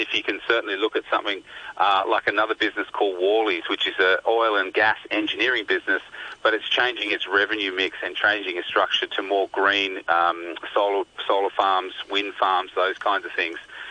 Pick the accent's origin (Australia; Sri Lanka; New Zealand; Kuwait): Australia